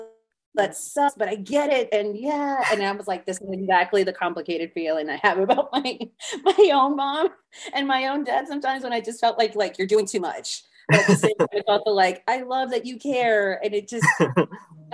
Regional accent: a reservation in South Florida, United States; I'm Native American and I grew up on a reservation in South Florida, but I was raised on the reservation

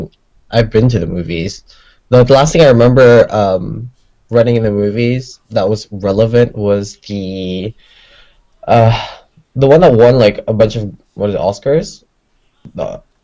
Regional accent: Malaysia; Third culture living. I'm from Malaysia.

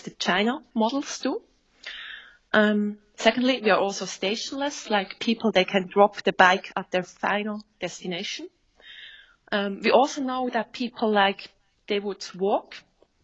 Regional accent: Switzerland; I'm from Switzerland.

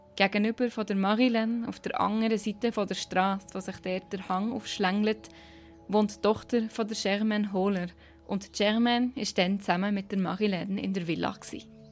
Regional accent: Bern, Switzerland; accent: Bernese; Auch wenn ich so viel Bern rausnehme, wie es geht

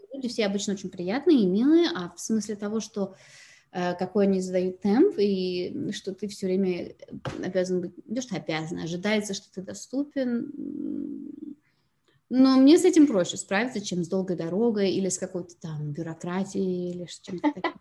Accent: Moscow, Russia; moved away as an adult; now in Carlsbad, United States; я родилась и выросла в Москве

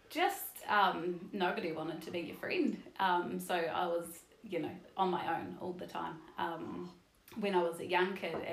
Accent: Nelson, New Zealand; Uh, so I am kind of from all over the show. Um, I gr- did most of my growing up in Nelson, though.

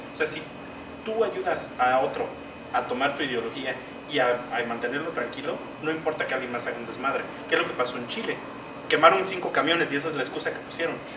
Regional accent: Mexico; para nosotros como mexicanos

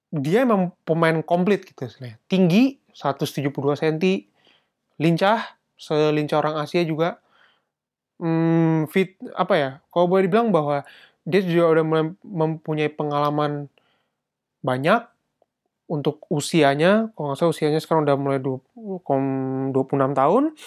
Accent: Indonesia; now in Germany; gue dari Indonesia

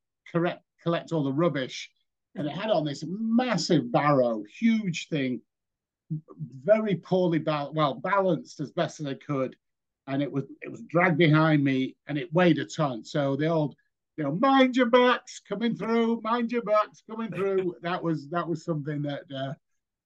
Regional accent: Leeds, Yorkshire and the Humber, United Kingdom; moved away as an adult; now in Boston, United States; I was born in Leeds. I lived in North Leeds my whole life

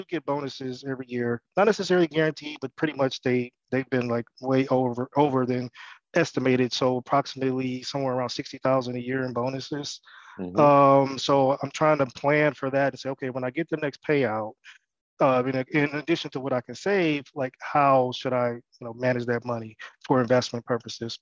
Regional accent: Detroit, Michigan, United States; also born or lived in Nashville, Tennessee; I'm from Detroit, Michigan. Mm-hmm. I grew up there

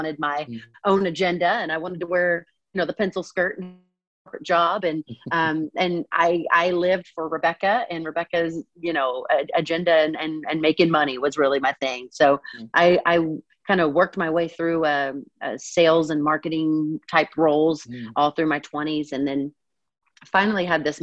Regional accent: Eastern Kentucky, United States; now in Atlanta, United States; I grew up in a tiny town in Eastern Kentucky, just east of Lexington

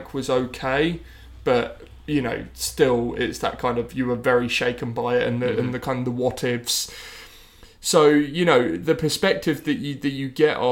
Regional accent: Horsham, South East England, United Kingdom; Brighton is not far from my hometown in Horsham in West Sussex.

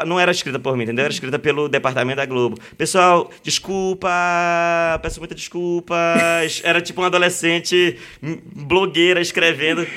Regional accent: Belém, Pará, Brazil; Belém, sou de Belém

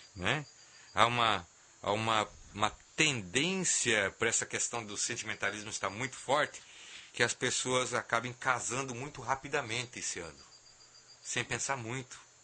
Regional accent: Brazil; nós como Brasil, como, como brasileiros

